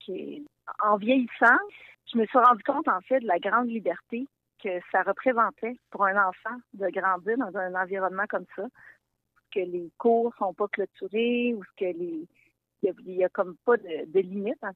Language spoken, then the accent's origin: French; Hautes-Laurentides, Quebec, Canada; J'ai grandi moi-même dans les Hautes-Laurentides